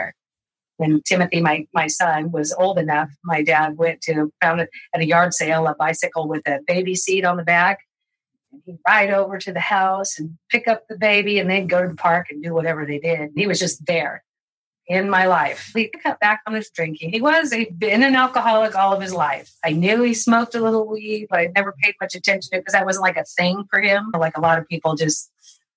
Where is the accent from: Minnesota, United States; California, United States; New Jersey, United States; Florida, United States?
California, United States; Modesto; My sisters and I were growing up in Modesto